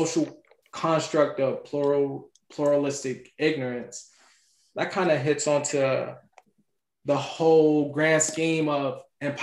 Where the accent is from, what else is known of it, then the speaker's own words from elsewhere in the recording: Cincinnati, Ohio, United States; I'm from Cincinnati